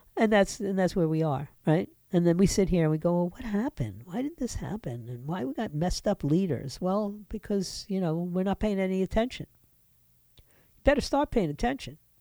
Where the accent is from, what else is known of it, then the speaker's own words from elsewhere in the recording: United States; this country, which I grew up